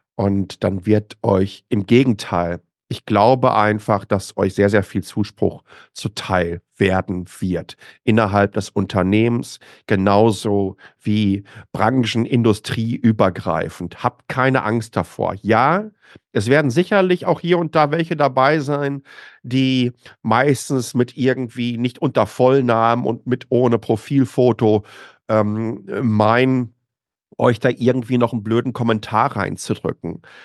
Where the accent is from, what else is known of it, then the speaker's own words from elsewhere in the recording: Waltrop, North Rhine-Westphalia, Germany; moved away as an adult; now in Taiwan; Ich bin im Ruhrgebiet groß geworden, im östlichen Ruhrgebiet, in, in Waltrop, äh, zur Schule gegangen